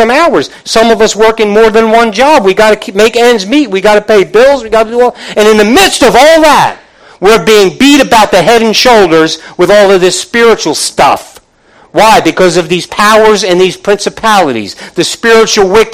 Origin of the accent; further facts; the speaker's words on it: Northeast, United States; I'm from the Northeast